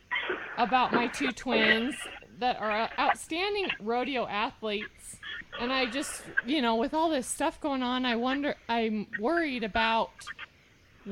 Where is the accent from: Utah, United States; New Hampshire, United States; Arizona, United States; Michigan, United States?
Utah, United States; Hyrum; that's where we're from. We're from Hiram, Utah